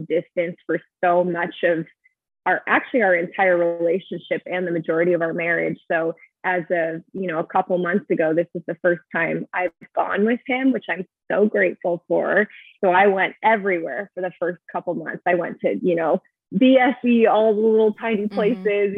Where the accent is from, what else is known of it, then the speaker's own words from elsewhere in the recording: Arizona, United States; moved away as an adult; I was born and raised in Arizona and I have a great friend group there